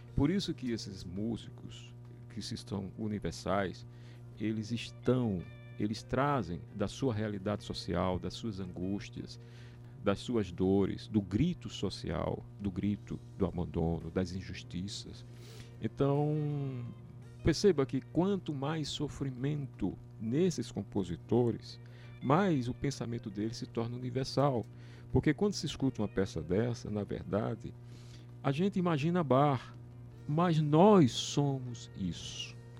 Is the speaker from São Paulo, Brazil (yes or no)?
no; Natal, Rio Grande do Norte, Brazil; moved away; also born or lived in Paraíba; Nasci em Natal